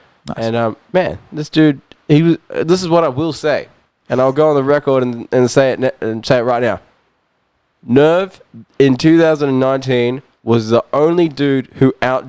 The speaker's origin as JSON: {"language": "English", "region": "Auckland", "country": "New Zealand", "tie": "born or raised there", "moved": "yes", "lives_now": "Gold Coast, Australia", "said": "I live on the Gold Coast, but like, you know, I'm born and raised in Auckland."}